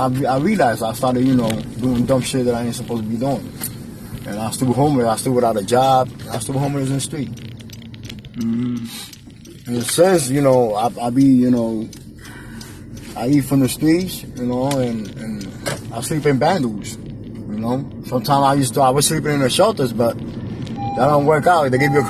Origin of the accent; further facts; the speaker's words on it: New York City, New York, United States; moved away as an adult; now in Philadelphia, United States; I grew up in Brooklyn, but I came here after 15 years.